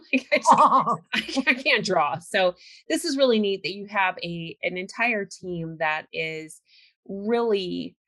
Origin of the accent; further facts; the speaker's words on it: California, United States; I grew up in California